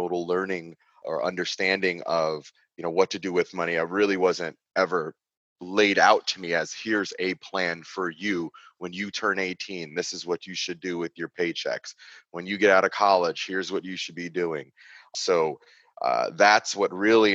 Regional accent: Long Island, New York, United States; I grew up on Long Island, New York

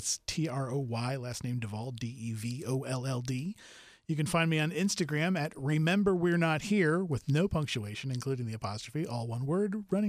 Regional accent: Tampa, Florida, United States; Well, I guess you're going to have to go to where I grew up in Tampa, Florida.

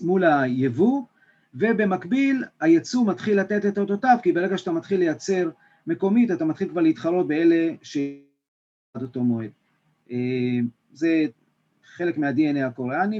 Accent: Israel; אנחנו כישראלים

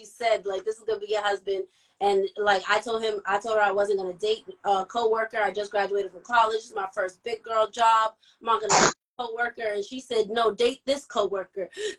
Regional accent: Boston, Massachusetts, United States; I was born and raised in Fields Corner area in Boston. Went to high school, middle school, you know, everything in the Dorchester, Roxbury area.

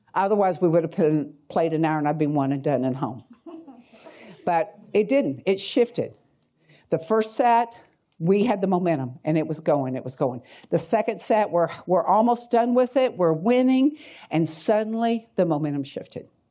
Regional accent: Atlanta, Georgia, United States; moved away as an adult; also born or lived in Tennessee; I'm from Atlanta

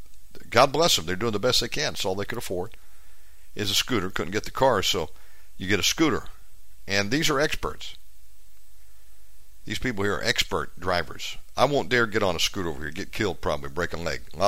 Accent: United States; moved away as an adult; now in Bali, Indonesia; I tell them America

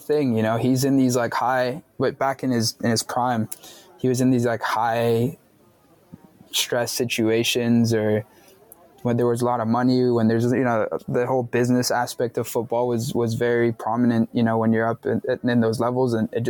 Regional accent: Medellin, Antioquia, Colombia; Like, I'm from Medellin, you know, I'm from that city.

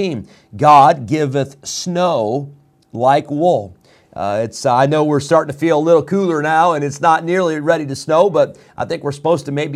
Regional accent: Illinois, United States; now in North Carolina, United States; I grew up in Illinois.

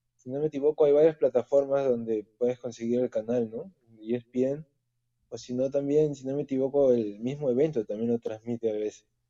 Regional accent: Peru; soy el único peruano en PFL ahora.

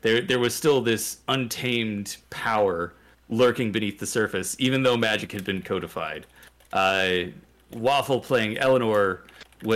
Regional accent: Louisville, Kentucky, United States; my hometown of Louisville, Kentucky

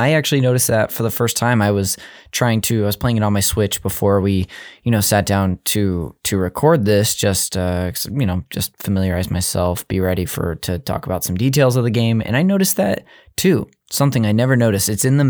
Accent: Modesto, California, United States; I'm from the Central California area, Modesto, if you've heard of it.

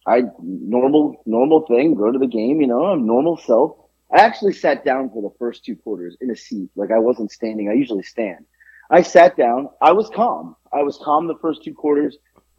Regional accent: Boca Raton, Florida, United States; also born or lived in New York; now in Georgia, United States; I grew up in Florida

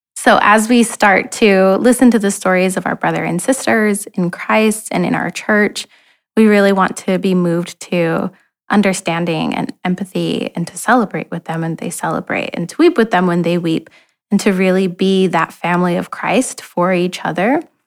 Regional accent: New Mexico, United States; now in Portland, United States; I'm from New Mexico, which has very different representation

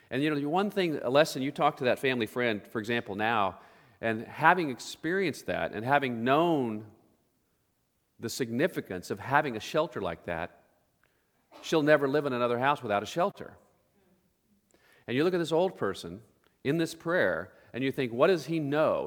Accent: Oklahoma, United States; growing up in Oklahoma, we grew up in Tornado Alley

